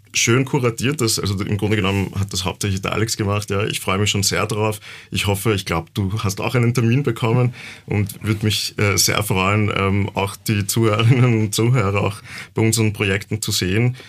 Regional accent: Yucatán, Mexico; now in Vienna, Austria; Ich komme auch aus der Gegend, wo aus Yucatan, wo Tulum ja auch liegt. Ich habe Tulum gesehen als Kind noch

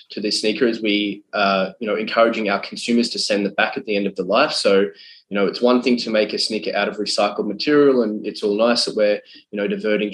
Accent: Australia; Being an Australian and having a very close affinity to the ocean

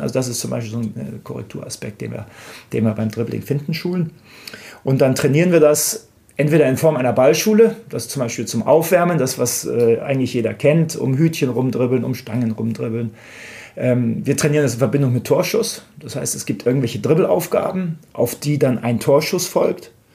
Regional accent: Munich, Bavaria, Germany; ich komme aus München

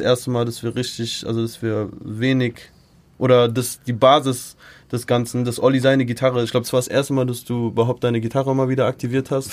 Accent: United States; now in Germany; ist auch meine Kindheit einfach so in Amerika

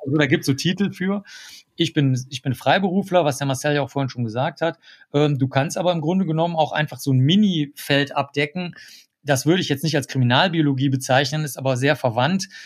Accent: Cologne, North Rhine-Westphalia, Germany; Und ich war der Einzige von der gesamten Schule, und das ist das größte Gymnasium in ganz Köln

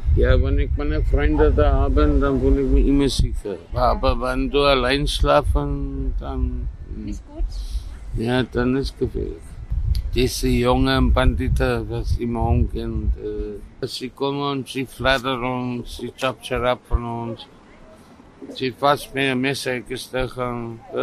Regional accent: South Africa; German is a second language; also born or lived in Northern Ireland; now in Vienna, Austria; Ich, ich war geboren in Nordirland, und, aber ich bin aufgewachsen in Südafrika

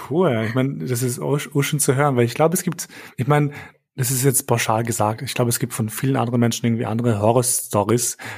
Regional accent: Vienna, Austria; moved away as an adult; also born or lived in Kosovo; now in Berlin, Germany; ich bin Wiener, also im Herzen bin ich Wiener, also kein Urwiener, aber ich bin halt hier, also in Wien aufgewachsen.

